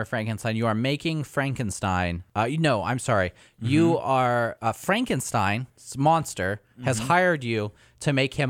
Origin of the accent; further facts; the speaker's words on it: United States; I'm American.